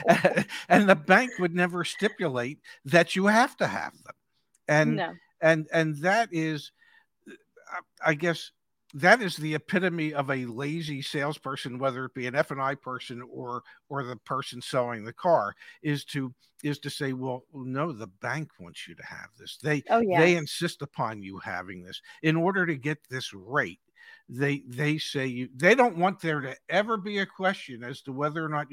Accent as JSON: {"language": "English", "town": "Philadelphia", "region": "Pennsylvania", "country": "United States", "moved": "yes", "said": "I'm from Philly originally, so I say things funny"}